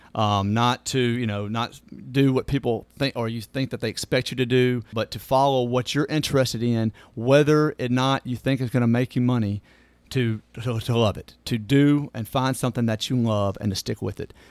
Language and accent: English; Natchez, Mississippi, United States; moved away as an adult; now in Hernando, United States; I was born in Natchez, Mississippi, uh, and, uh, born and raised, and my parents are still there